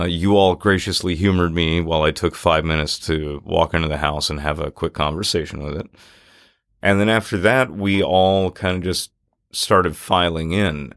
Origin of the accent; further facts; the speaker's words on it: Natchez, Mississippi, United States; growing up in Natchez, Mississippi